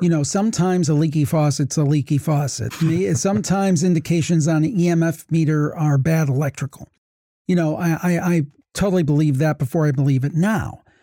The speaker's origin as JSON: {"language": "English", "region": "Ohio", "country": "United States", "tie": "born or raised there", "said": "I've born and raised in Ohio"}